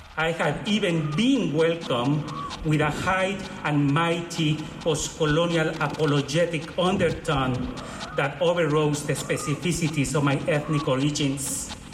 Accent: Mexico; accent: heavy Mexican; my heavy Mexican accent

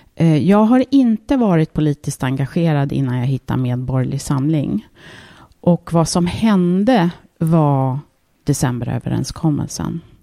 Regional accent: Märsta, Stockholm County, Sweden; den gården där jag växte upp

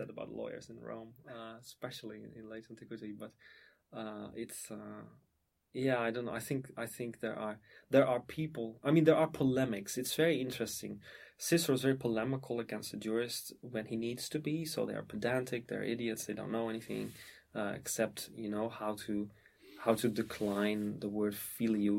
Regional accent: Emmen, Drenthe, Netherlands; my hometown is called Emmen, which is a small town or a provincial town, in the province of Drenthe in the Netherlands

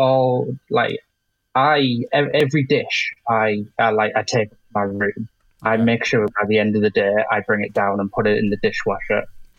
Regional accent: Middlesbrough, North East England, United Kingdom; I'm from Middlesbrough.

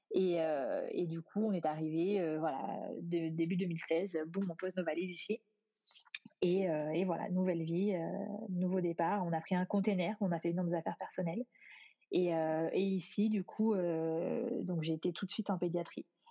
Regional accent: France; moved away as an adult

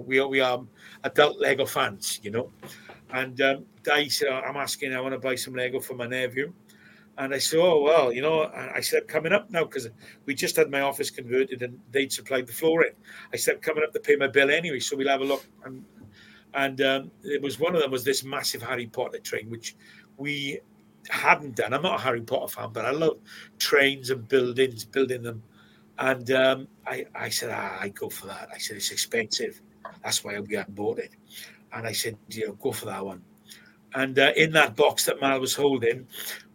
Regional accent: Swansea, Wales, United Kingdom; I grew up in Plas Mall

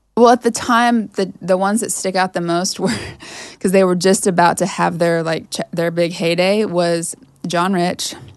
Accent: Sterling, Kansas, United States; moved away as an adult; there's this little small, like, liberal arts college in my hometown. It's a private school

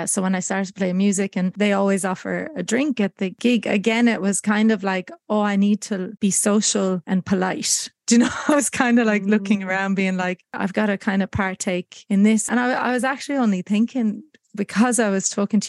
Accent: Ireland; moved away as an adult; also born or lived in United States; now in Australia; Growing up in Ireland and around the music industry

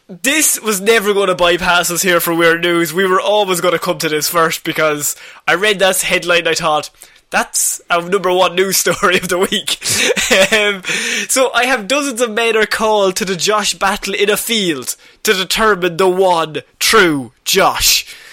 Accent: Ireland; as the Irish people

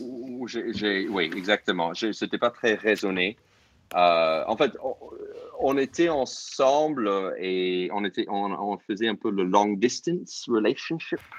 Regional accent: New York, United States; first language English; French is a second language; moved away as an adult; also born or lived in Toulouse, France; now in France; j'ai grandi à New York

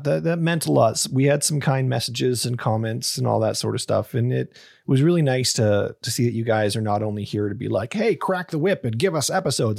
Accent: Canada; a fucking Canadian

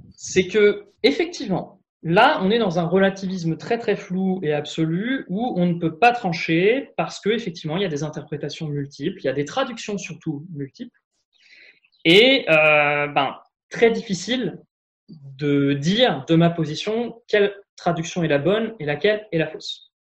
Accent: France; en tant que Français euh, lambda

